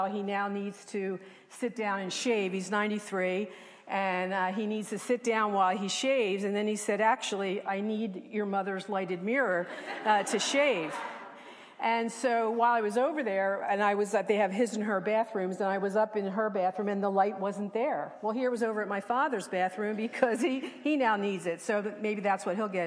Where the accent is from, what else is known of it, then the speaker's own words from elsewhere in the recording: Levittown, United States; When I was a little girl growing up in Levittown, I lived next door to my best friend